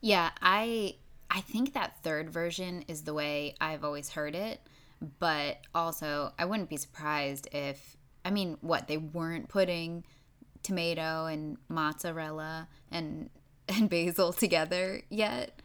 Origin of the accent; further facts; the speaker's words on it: New York, United States; I am from New York